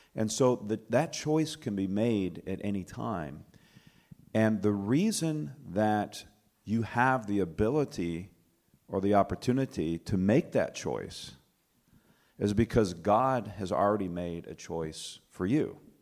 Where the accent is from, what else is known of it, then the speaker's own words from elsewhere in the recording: Alabama, United States; now in Michigan, United States; I'm from Michigan. I grew up in Alabama, though, just about an hour and a half south of here